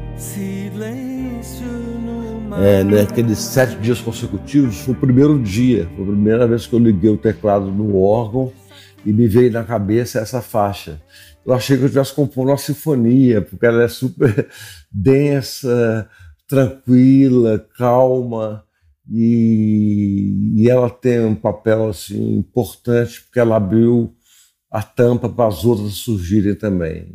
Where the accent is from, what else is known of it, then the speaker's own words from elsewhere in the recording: Belo Horizonte, Minas Gerais, Brazil; eu sou de Belo Horizonte